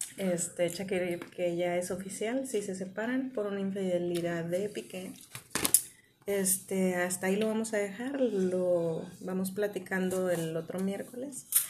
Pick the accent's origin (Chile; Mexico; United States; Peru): Mexico; Monterrey, Nuevo León; Yo soy bien regia